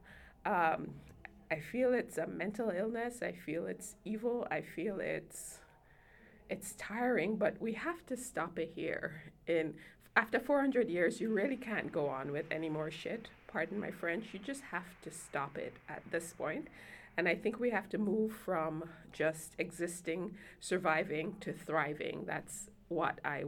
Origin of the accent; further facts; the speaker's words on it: Jamaica; now in United States; Since coming to the U.S., because I'm an immigrant from Jamaica, I'm both a Jamaican citizen and a U.S. citizen